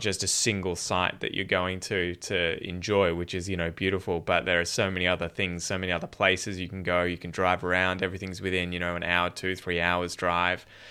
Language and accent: English; Dandenong Ranges, outside Melbourne, Victoria, Australia; I grew up originally in the Dandenong Ranges, the mountains outside Melbourne, and then at about nine years old, we moved down the coast